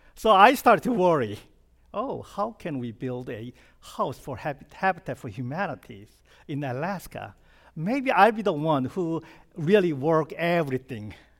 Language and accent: English; South Korea; English is a second language; moved away as an adult; now in United States; I was born and raised in South Korea, and I came, uh, to this country when I was twenty-nine